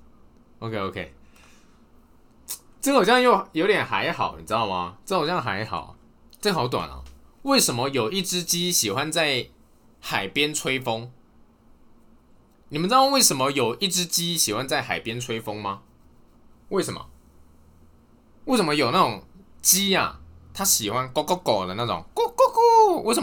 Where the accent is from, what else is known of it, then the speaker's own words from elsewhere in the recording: northern Taiwan, Taiwan; 因为我到嘉义念书嘛，中南部的朋友他们好像都对蟑螂免疫，可能看多了。啊，我是北部人